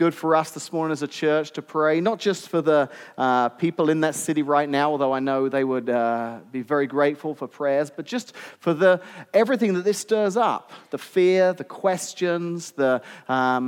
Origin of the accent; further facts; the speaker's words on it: England, United Kingdom; moved away as an adult; now in Washington, United States; I'm actually from England originally.